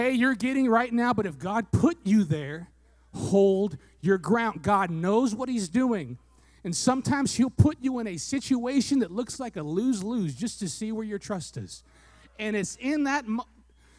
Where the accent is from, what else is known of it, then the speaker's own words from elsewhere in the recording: Fresno, California, United States; I was born in Fresno and we moved a block and a half away